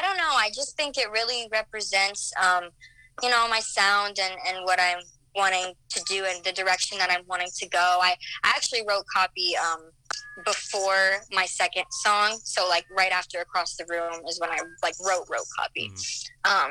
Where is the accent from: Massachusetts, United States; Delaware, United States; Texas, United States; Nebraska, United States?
Nebraska, United States; Omaha; now in Chicago, United States; I'm originally from Nebraska. I'm from the Omaha area.